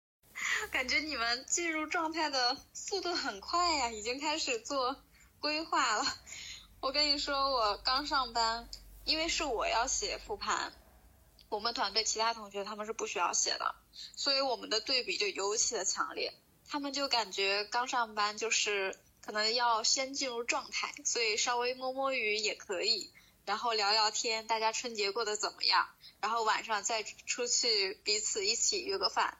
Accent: Northeast China, China; moved away; 其实在东北，在我们老家，一般来说都是元宵节过后，大家开始就是正常地去上班

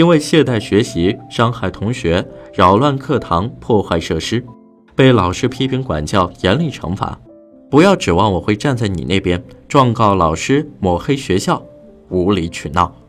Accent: Zhumadian, Henan, China; 这两天，网上有个吸人眼球的新闻，就发生在我的老家驻马店。

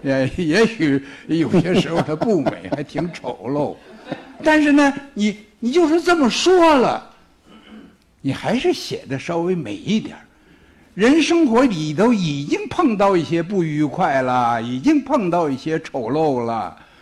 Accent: China; 我们没法不承认我们是中国人

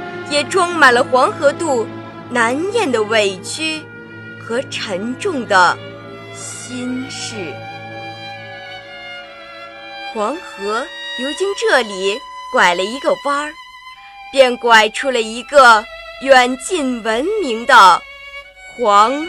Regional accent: Renqiu, Hebei, China; 我是来自河北省任丘市的一名高中生，

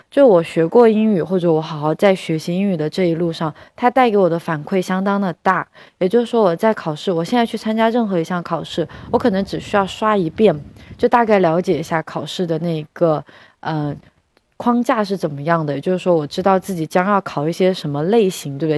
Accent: China; 作为中国人是有一个很好的资源的

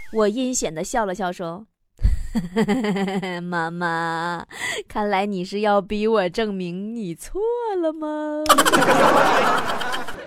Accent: Northeast China, China; 作为一个东北人

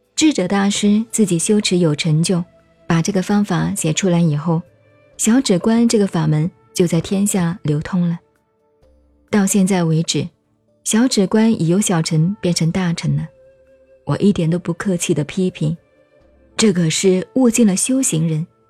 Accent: China; 我们中国人

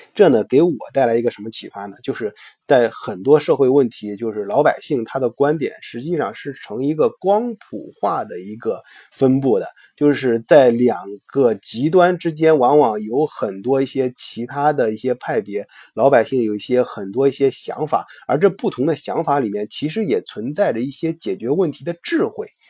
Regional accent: China; 我们中国人

